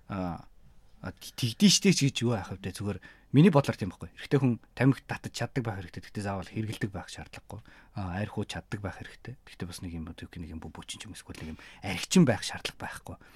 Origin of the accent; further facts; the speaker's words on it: Mongolia; moved away as an adult; now in Japan; би Монгол юм